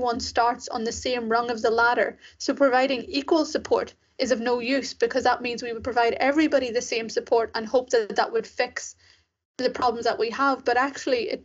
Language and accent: English; Ireland; also born or lived in Sri Lanka; I was raised in Ireland, as you can probably tell from my accent. And so I spent my whole life there